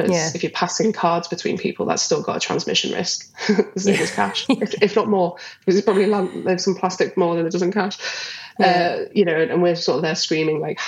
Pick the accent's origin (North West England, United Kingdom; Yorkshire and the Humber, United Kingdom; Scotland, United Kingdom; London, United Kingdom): North West England, United Kingdom; Liverpool; where I grew up in Liverpool